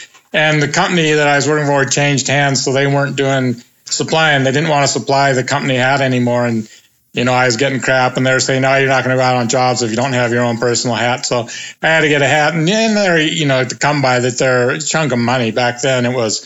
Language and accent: English; Pacific Northwest, United States; also born or lived in Moscow, Idaho / Spokane; I was born and raised in the Pacific Northwest